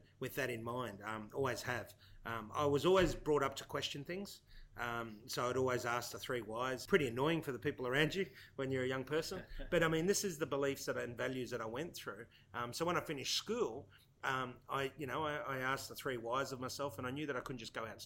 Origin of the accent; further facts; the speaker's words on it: Australia; I'm a son of migrants. My parents migrated here many years ago from Italy, Sicily. I'm the youngest of three. I was born in Australia.